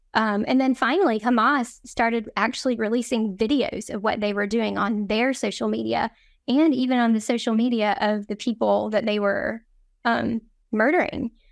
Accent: North Carolina, United States; moved away as an adult; now in Jerusalem, Israel; one of the few Jewish men in our north, our small North Carolina town

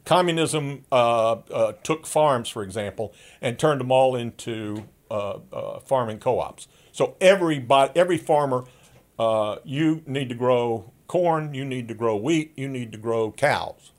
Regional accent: the Jim Crow South, United States; I grew up in in the Jim Crow South.

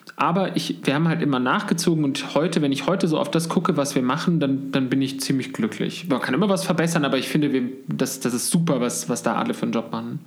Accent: Munich, Bavaria, Germany; wir sitzen jetzt gerade in München, wo ich auch geboren bin

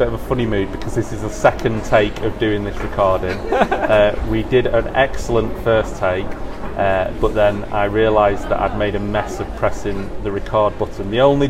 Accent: the north of England, United Kingdom; accent: northern; my lovely northern accent

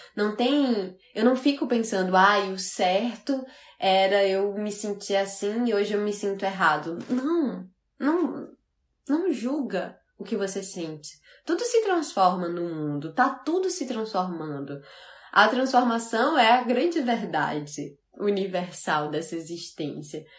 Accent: Fortaleza, Ceará, Brazil; also born or lived in Natal, Brazil / Portugal; E eu sou do Nordeste, eu sou de Fortaleza, morei muitos anos em Natal

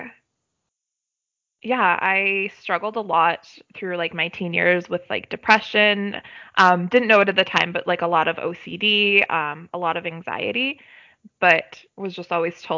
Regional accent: Canada; I'm a Canadian citizen

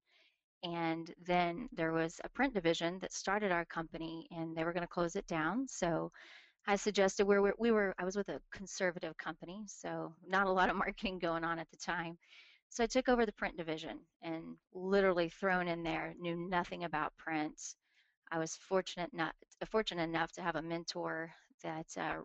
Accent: Tulsa, Oklahoma, United States; I'm from Tulsa, Oklahoma, born and raised here

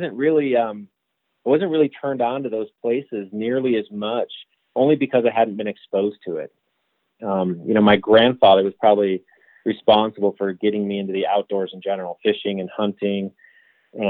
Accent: Michigan, United States; growing up in Michigan through, you know, middle school, high school, and into my, you know, early adulthood

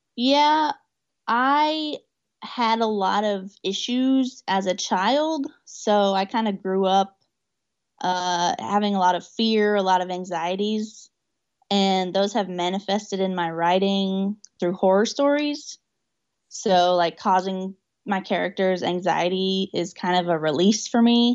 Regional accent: Newcastle, Oklahoma, United States; I'm in Newcastle, Oklahoma, which is my hometown.

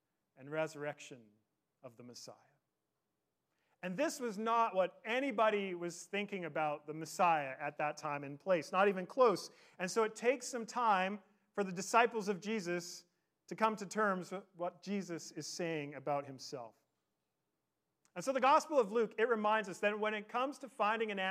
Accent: Victoria, British Columbia, Canada; I grew up in Victoria

